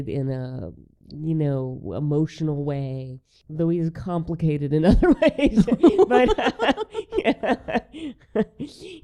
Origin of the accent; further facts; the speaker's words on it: the South, United States; as someone who works in the film business, as a Southerner